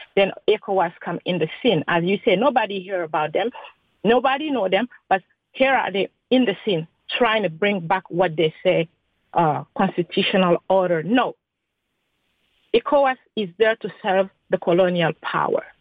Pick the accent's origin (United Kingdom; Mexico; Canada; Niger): Niger; I am from Niger itself.